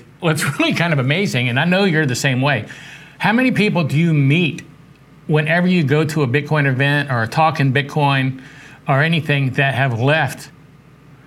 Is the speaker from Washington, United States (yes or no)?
no; Charleston, South Carolina, United States; moved away as an adult; also born or lived in Texas; I grew up downtown on the Battery when I was a young kid, and then in second grade we moved out to James Island. I used to surf at Folly Beach, went to James Island High School, went to College of Charleston for a while, and then moved out to Texas